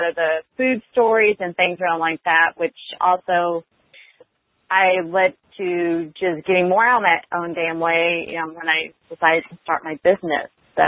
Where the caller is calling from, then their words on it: Austin, Texas, United States; I'm calling from Austin, Texas.